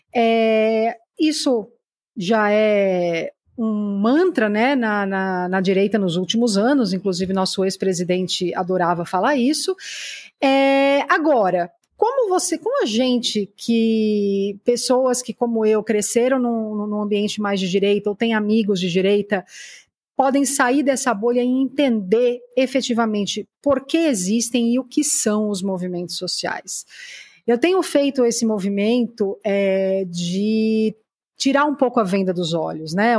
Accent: São Caetano do Sul, São Paulo, Brazil; Eu sou de São Caetano

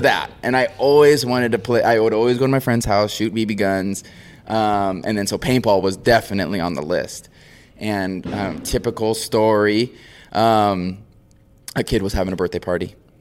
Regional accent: Maui, Hawaii, United States; born and raised on Maui. So from Hawaii, uh, small island

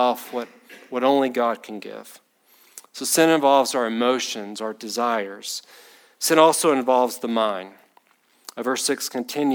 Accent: Batesburg, South Carolina, United States; I grew up in Batesburg

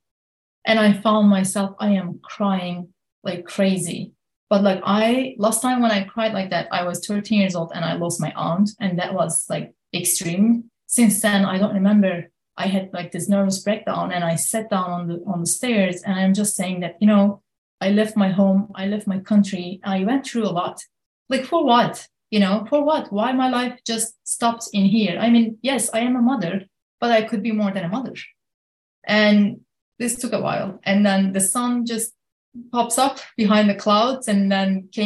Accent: Kurdish regions of Turkey, on the border of Syria, Southeastern Anatolia, Turkey; now in United States; I'm born and raised in the Kurdish regions of Turkey, right on the border of Syria

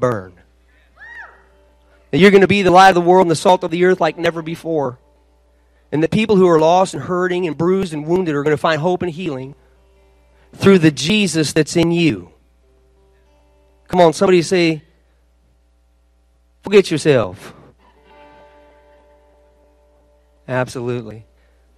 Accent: Los Angeles, California, United States; I'm from Los Angeles

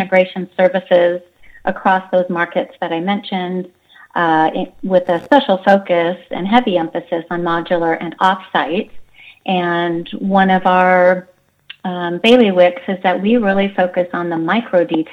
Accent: Seattle, Washington, United States; I grew up in the Seattle area

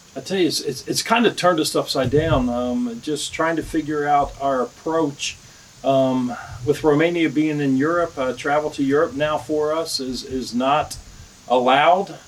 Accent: the South, United States; I'm from the South

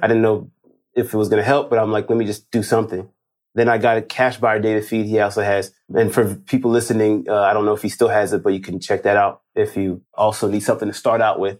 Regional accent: Los Angeles, California, United States; I'm from Los Angeles, as you, you, you mentioned, from L A.

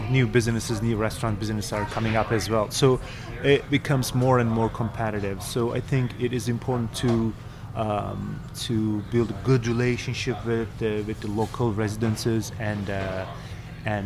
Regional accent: Istanbul, Turkey; moved away; I am from Turkey originally, from Istanbul. I grew up in Istanbul

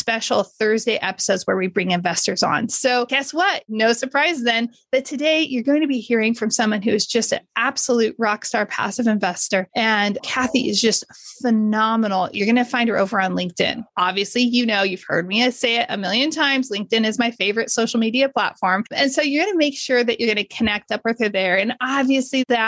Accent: Modesto, California, United States; I grew up in Modesto

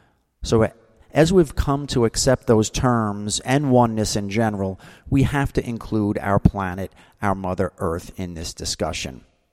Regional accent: New Jersey, United States; Now, I remember as a kid growing up in New Jersey, let's say that's, you know, the 60s through the 80s, we had distinct seasons.

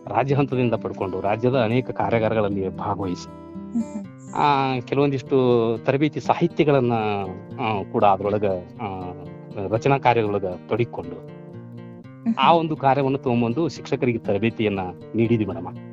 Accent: Ron, Karnataka, India; ನಂದು ಸ್ಥಳೀಯ ಊರದಾಗಿರೋದ್ರಿಂದ

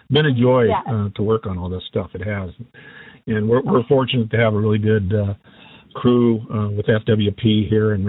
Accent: Ohio, United States; moved away as an adult; now in Montana, United States; I was born and raised in Ohio and came out west when I was about 18

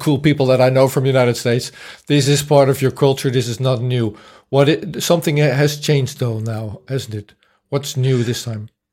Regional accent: Netherlands; I grew up in the Netherlands. I was born in 1970

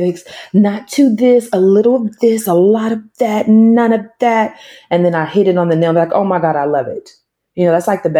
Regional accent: Tulsa, Oklahoma, United States; moved away as an adult; also born or lived in Dallas, Texas / Los Angeles / Joliet, Illinois; I was born and raised in Oklahoma in a small town called Tulsa.

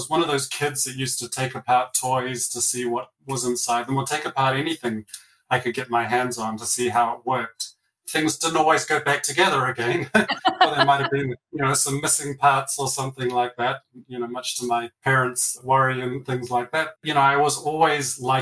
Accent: New Zealand; now in Colorado, United States; I'm from down south, grew up in New Zealand, had a wonderful childhood and upbringing there

